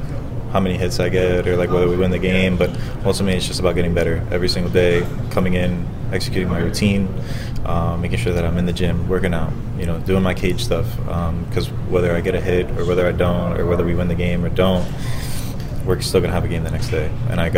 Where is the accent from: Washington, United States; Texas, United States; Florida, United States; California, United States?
Florida, United States; because I'm from Florida, so having my family here in Tampa was, tough to manage as well